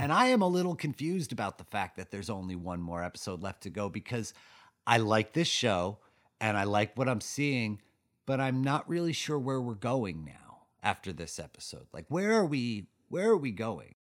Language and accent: English; Ossining, New York, United States; my hometown of Austin in New York